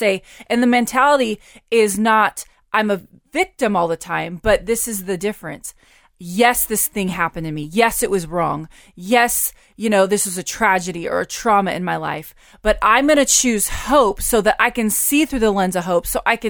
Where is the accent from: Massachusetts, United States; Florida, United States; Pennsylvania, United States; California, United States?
California, United States; Stockton; born or raised there